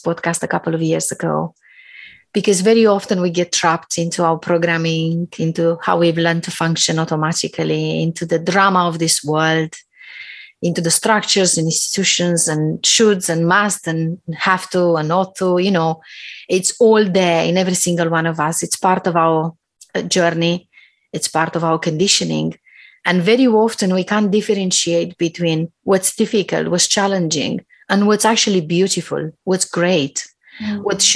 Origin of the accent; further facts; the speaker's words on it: Romania; now in London, United Kingdom; I come from Romania